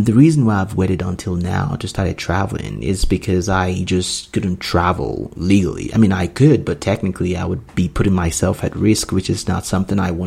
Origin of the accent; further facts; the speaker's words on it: Nigeria; moved away as an adult; also born or lived in United States; I grew up in Nigeria. I was born in Nigeria, moved to United States when I was 22.